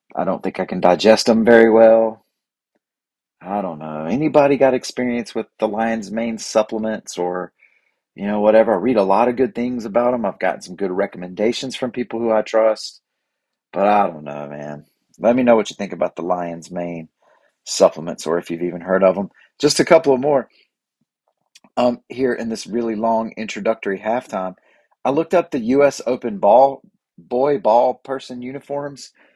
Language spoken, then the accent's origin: English; Boiling Springs, United States; my hometown of Boiling Springs